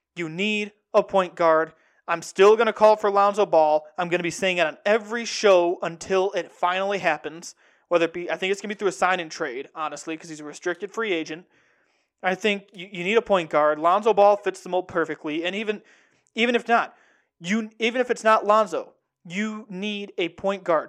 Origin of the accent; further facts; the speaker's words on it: Central Illinois, United States; I'm from Central Illinois, born and raised